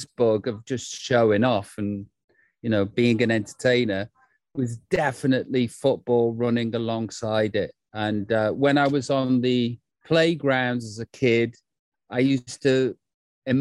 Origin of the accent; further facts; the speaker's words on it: Stoke-on-Trent, West Midlands, United Kingdom; I grew up in Stoke-on-Trent, Staffordshire.